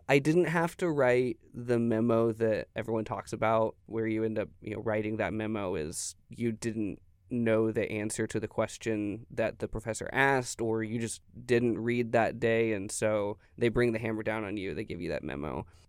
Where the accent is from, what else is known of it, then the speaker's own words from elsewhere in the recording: Tyler, Texas, United States; moved away as an adult; also born or lived in Denver, Colorado; I'm from Tyler, Texas.